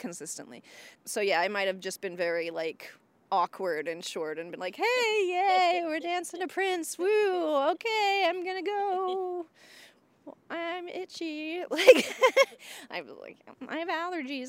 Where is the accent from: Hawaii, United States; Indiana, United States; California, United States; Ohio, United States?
Indiana, United States; moved away as an adult; now in Boston, United States; before I lived in Boston, I, I was from Indiana